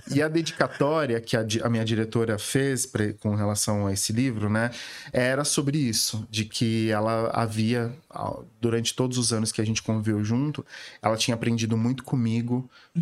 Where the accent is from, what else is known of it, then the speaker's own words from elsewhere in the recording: Viradouro, São Paulo, Brazil; moved away as an adult; also born or lived in Ribeirão Preto; now in São Paulo, Brazil; Eu nasci em Viradouro e, e, estudei em Ribeirão Preto. Com logo adolescente me mudei para Ribeirão Preto.